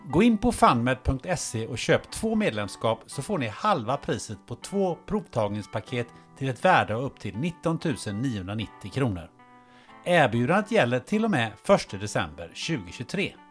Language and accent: Swedish; Kungälv, Västra Götaland, Sweden; nu är jag uppvuxen i Kungälv då